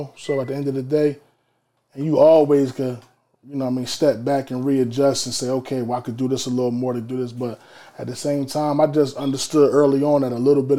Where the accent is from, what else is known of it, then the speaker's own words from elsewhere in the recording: Trenton, New Jersey, United States; even though I'm from Trenton, I'm from Jersey, my market is Philadelphia because I'm from Central Jersey.